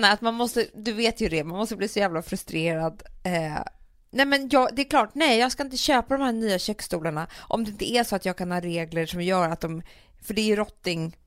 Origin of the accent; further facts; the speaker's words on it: Sweden; also born or lived in London; jag var svensk